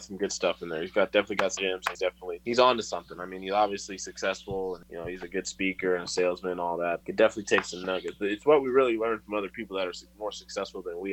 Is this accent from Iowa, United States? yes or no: no; Tucson, Arizona, United States; also born or lived in Atlanta metro area, Georgia; now in Atlanta, United States; I'm from Tucson originally